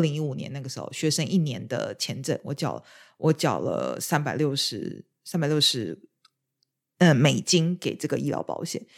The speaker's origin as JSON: {"language": "Chinese", "country": "Taiwan", "moved": "yes", "lives_now": "United Kingdom", "said": "让我从台湾来的我也觉得很无法接受"}